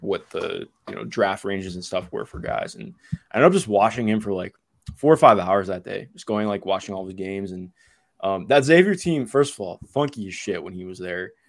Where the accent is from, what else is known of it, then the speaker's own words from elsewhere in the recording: Ohio, United States; I'm from Ohio